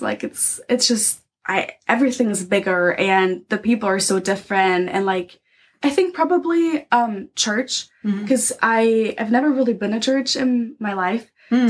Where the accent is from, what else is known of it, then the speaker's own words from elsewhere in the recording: Dresden, Saxony, Germany; English is a second language; I grew up in uh, Dresden, that's the capital of Saxony. Okay. So that's my hometown.